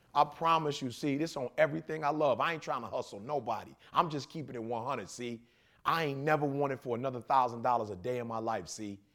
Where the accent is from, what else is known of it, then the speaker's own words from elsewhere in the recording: Detroit, Michigan, United States; I'm from Detroit